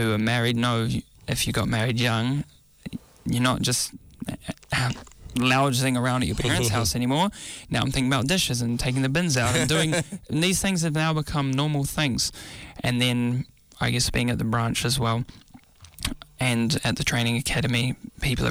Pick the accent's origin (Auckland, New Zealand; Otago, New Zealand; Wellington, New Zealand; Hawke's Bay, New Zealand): Auckland, New Zealand; Growing up in South Auckland and now relocated to Central Auckland